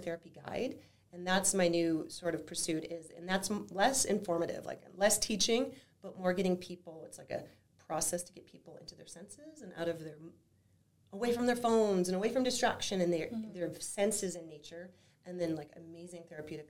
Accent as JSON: {"language": "English", "town": "Flint", "region": "Michigan", "country": "United States", "tie": "born or raised there", "moved": "as an adult", "lives_now": "Whitefish, United States", "said": "growing up in Michigan, in Flint, Michigan specifically"}